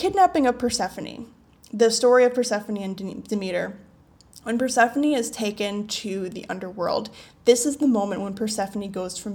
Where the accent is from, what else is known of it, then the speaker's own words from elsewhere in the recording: United States; now in Asia; I come from a Western society. I am American